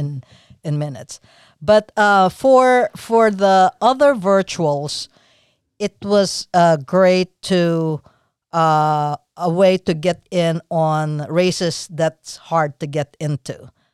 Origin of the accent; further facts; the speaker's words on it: Philippines; moved away; I'm from the Philippines, so I had my sis-, sister.